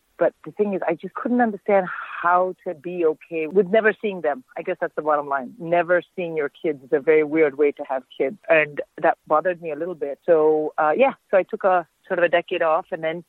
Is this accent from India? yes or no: yes; India; I'm born and raised in India, so when the weather is like this, I immediately think of home and I want to eat Indian food and drink hot tea.